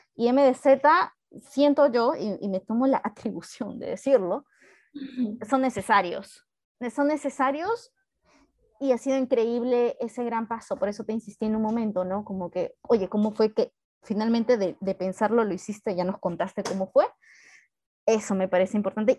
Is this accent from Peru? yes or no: yes; Peru; somos peruanos